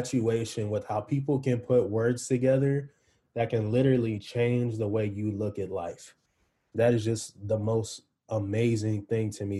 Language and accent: English; East Coast, United States; I'm from the East Coast